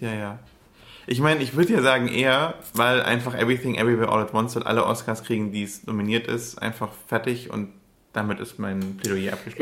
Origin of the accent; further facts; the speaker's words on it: Upper Swabia, Baden-Württemberg, Germany; now in Berlin, Germany; ich komme aus Oberschwaben